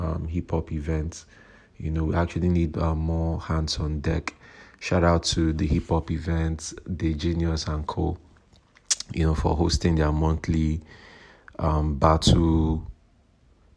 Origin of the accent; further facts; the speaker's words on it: Nigeria; I'm a Nigerian rapper